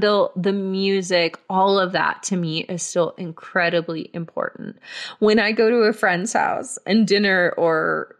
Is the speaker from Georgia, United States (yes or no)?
yes; Marietta, Georgia, United States; I grew up in Marietta, Georgia